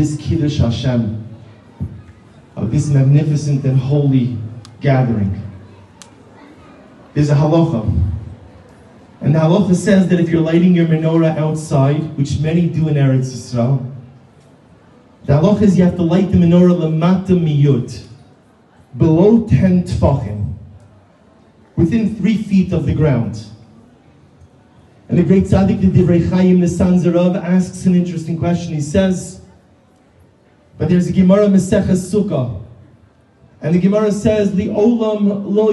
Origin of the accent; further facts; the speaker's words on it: Baltimore, Maryland, United States; I'm from Baltimore, Maryland, here with my family for Chanukah